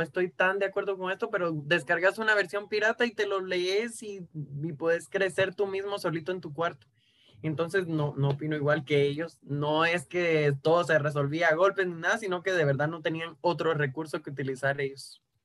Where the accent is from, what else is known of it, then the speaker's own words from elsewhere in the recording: Cuba; moved away as an adult; now in Guatemala; Llevo seis años viviendo en Guatemala, pero yo nací y me crié en Cuba